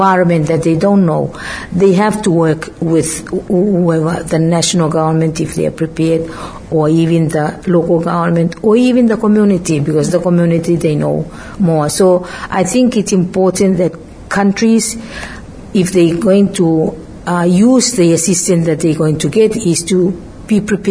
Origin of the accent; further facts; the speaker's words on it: Kiribati; moved away as an adult; now in Fiji; I am from Kiribati.